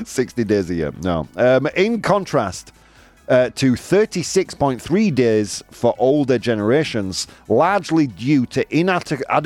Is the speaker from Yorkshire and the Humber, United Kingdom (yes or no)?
yes; Yorkshire and the Humber, United Kingdom; moved away; I'm from Yorkshire, man. It's in my blood